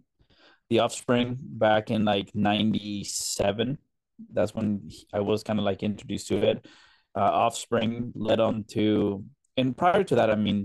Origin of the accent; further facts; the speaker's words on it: Colombia; moved away; I grew up in Colombia, South America